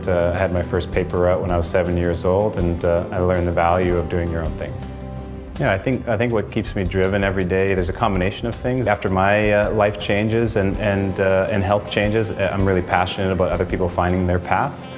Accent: Winnipeg, Manitoba, Canada; also born or lived in Thunder Bay, Ontario; I was born in Thunder Bay, Ontario, um, and my mom and dad unfortunately split up when I was two years old, and uh, and my mom um, moved us to Winnipeg, and uh, uh, you know, growing up with a single mom

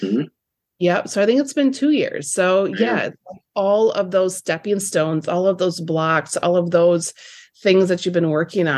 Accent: Lake City, Minnesota, United States; I'm also expanding down in Lake City here in my hometown

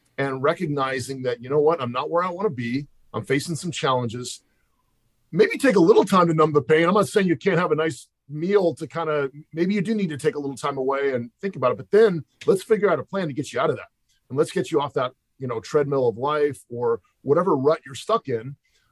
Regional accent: Pasadena, California, United States; also born or lived in San Francisco Bay Area / Walnut Creek; I grew up in Pasadena, California.

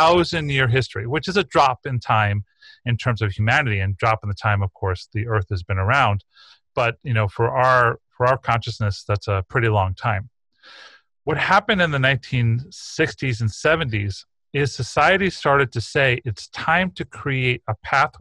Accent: East Coast, New York, United States; I grew up on the East Coast in New York in the 1970s

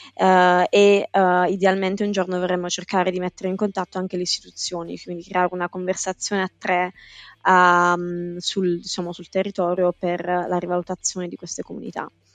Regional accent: Apulia, Italy; moved away as an adult; now in London, United Kingdom; sono pugliese di nascita ma londinese d'adozione

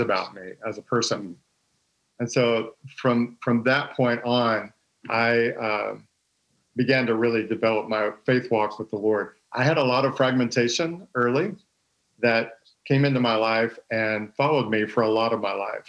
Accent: Texas, United States; I'm from Texas. Uh, I grew up in a pastor's home

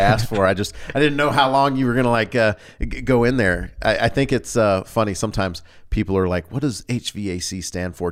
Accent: the South, United States; accent: Southern; I grew up in the South, and so sometimes without me recognizing it, a Southern draw or Southern enunciation will come out.

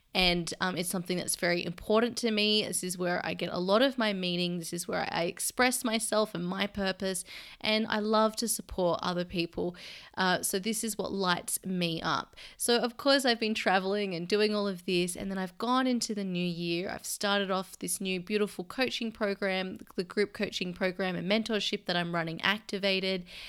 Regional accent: Sydney, New South Wales, Australia; moved away as an adult; now in London, United Kingdom; my hometown where all my family are in Sydney

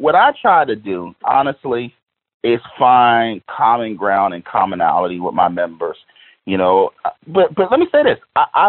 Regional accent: Philadelphia, Pennsylvania, United States; You got to understand, I'm from Philadelphia. I represent a district in Philadelphia County.

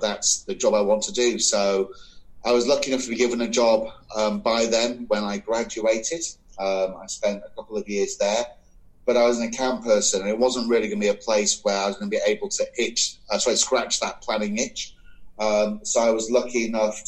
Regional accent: the north of England, United Kingdom; I was born, as you can probably tell from my accent, like you, in the UK. I grew up in the north of England

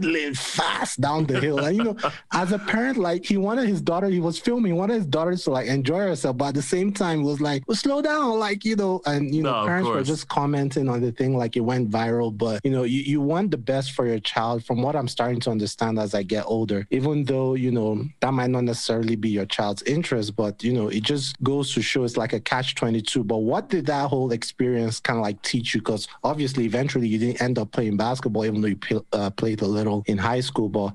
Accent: Nigeria; moved away; Like I lived in Nigeria at the time. I was growing up in Nigeria

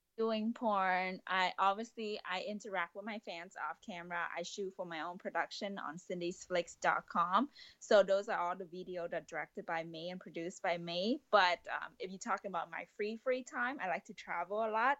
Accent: Vietnam; moved away as an adult; now in United States; I love going back to Vietnam, but it's just really my hometown

